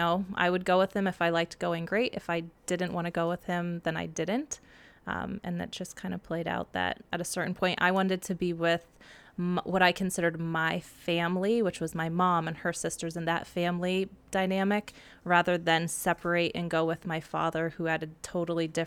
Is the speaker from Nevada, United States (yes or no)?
no; near Scranton, northeastern Pennsylvania, United States; now in Chicago, United States; I was raised in northeastern Pennsylvania, about 20 minutes outside of Scranton.